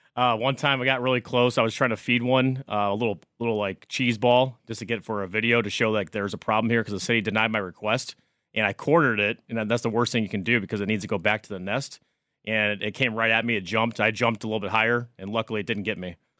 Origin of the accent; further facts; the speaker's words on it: St. Louis, Missouri, United States; also born or lived in Oklahoma; now in New York City, United States; I'm originally from Saint Louis, Missouri, moved to New York City